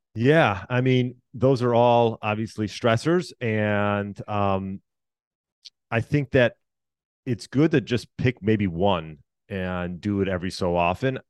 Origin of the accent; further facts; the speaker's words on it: Chicago, Illinois, United States; also born or lived in Deerfield, Illinois; I was born outside Chicago, uh, yeah, just, just outside Chicago, Illinois